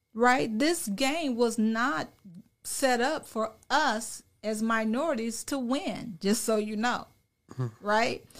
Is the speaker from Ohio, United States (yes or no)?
no; Illinois, United States; also born or lived in California; now in Dallas-Fort Worth, United States; I'm from Illinois